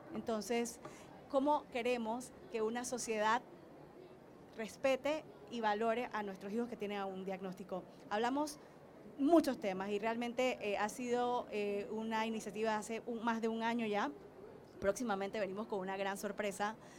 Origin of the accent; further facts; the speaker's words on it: Panama; nos hace sentir muy orgullosas ambas como panameñas